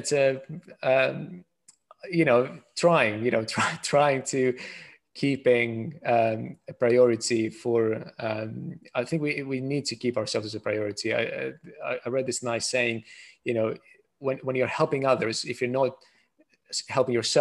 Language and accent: English; Greece; now in United Kingdom; I am from Greece originally